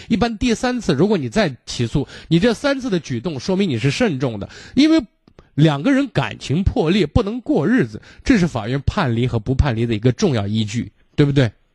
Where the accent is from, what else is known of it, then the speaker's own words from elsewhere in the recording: Shaanxi, China; 我们陕西人讲叫念念驴踢死人